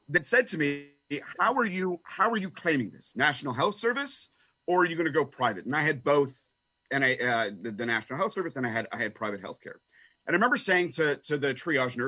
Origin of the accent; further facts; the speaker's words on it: Canada; also born or lived in London, United Kingdom; now in United States; Growing up in Canada